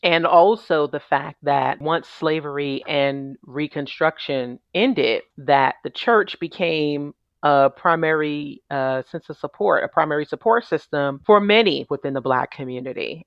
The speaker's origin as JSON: {"language": "English", "town": "New York City", "region": "New York", "country": "United States", "tie": "born or raised there", "said": "I'm originally from New York City, born and raised"}